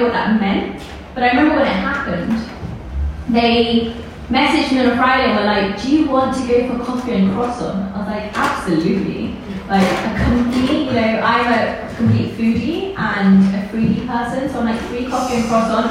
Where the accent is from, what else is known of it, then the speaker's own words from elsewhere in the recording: London, United Kingdom; also born or lived in Pakistan; I'm born in Pakistan and I grew up in England. I'm a very proud Londoner.